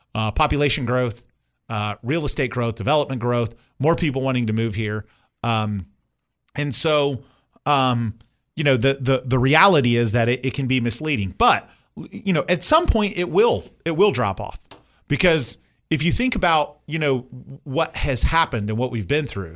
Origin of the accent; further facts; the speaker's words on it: Indiana, United States; moved away; I grew up in Indiana